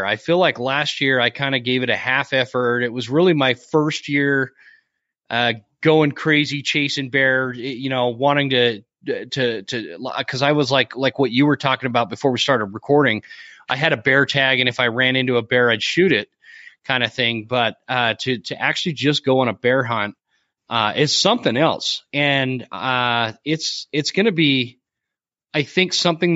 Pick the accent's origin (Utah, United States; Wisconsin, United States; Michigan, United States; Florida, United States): Utah, United States; moved away; I grew up in Utah